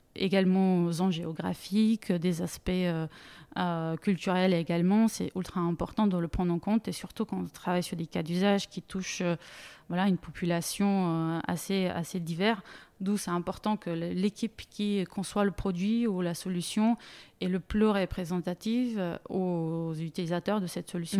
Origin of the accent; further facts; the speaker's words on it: Bulgaria; French is a second language; moved away as an adult; also born or lived in Munich, Germany / Grenoble, France; now in France; je viens d'origine bulgare, je suis née en Bulgarie. À 19 ans, j'ai décidé de faire mes études en Allemagne